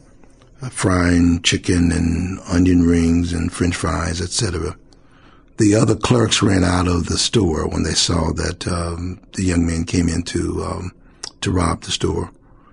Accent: Cincinnati, Ohio, United States; also born or lived in Knoxville, Tennessee; So I've been in Cincinnati for 66 years

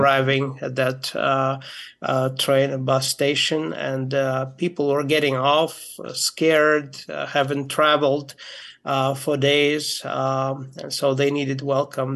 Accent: Moldova; my uh, grandparents moved to from Ukraine uh, to Moldova, where I was born

